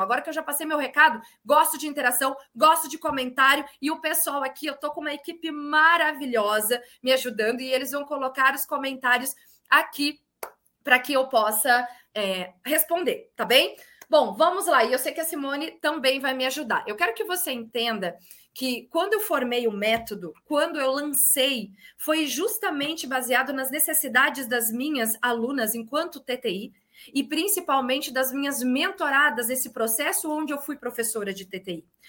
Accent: Porto Alegre, Rio Grande do Sul, Brazil; also born or lived in Bagé, Rio Grande do Sul; now in Porto Seguro, Brazil; eu sou gaúcha, natural de Porto Alegre, corrigiu, natural de Bagé, Rio Grande do Sul, criada em Porto Alegre e atualmente moro em Porto Seguro, na Bahia

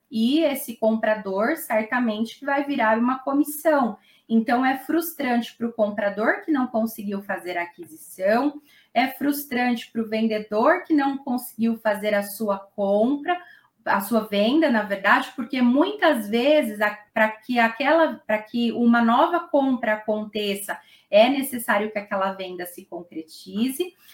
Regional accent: Mauá, São Paulo, Brazil; Aqui no, no ABC, eu sou de Mauá

